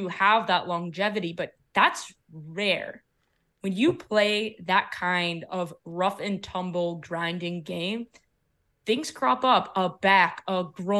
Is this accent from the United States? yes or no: no; Canada; Damn, as a Canadian, losing Carey Price, like, that stings.